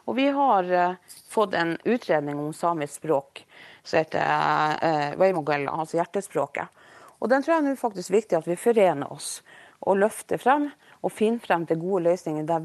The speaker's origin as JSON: {"language": "Norwegian", "country": "Norway", "first_language": "Norwegian", "said": "samtidig så er jo mitt morsmål da norsk."}